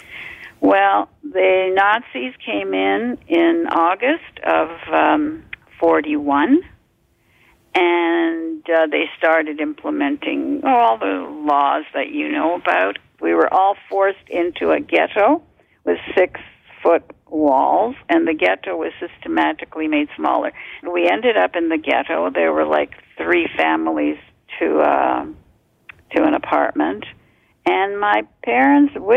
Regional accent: Canada; born or raised there; also born or lived in Poland / Montreal / Toronto

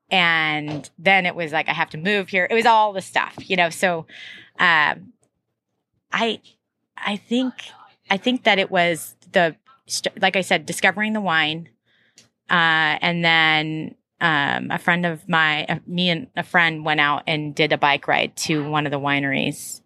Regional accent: Troutdale, Oregon, United States; also born or lived in Portland, Oregon; I was from Northeast Portland, but what really grew up out in Troutdale.

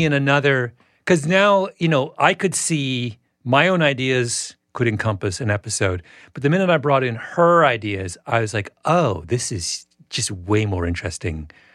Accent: Canada; moved away; also born or lived in England; growing up in Canada

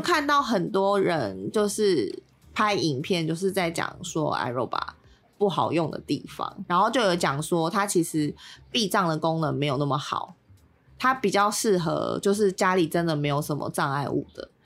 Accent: Tainan, Taiwan; moved away as an adult; now in Taipei, Taiwan; 因为我台南人嘛

